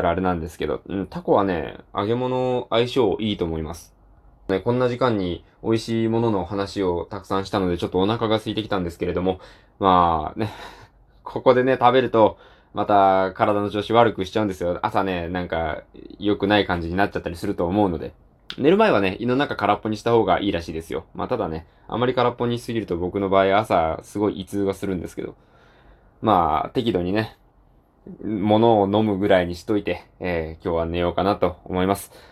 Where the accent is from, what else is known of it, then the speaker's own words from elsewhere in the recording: Japan; 僕はそっちの方の地方の出身